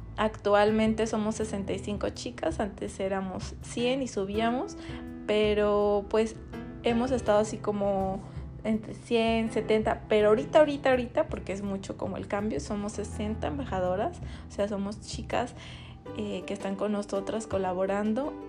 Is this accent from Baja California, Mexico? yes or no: no; Buenavista de Cañedo, Jalisco, Mexico; somos de Buenavista de Cañedo, es un pueblo muy chiquito